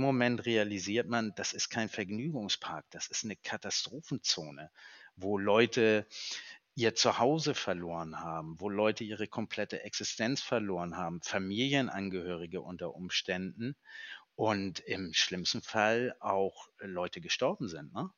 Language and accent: German; Northern Germany, Germany; wir kommen aus dem Norden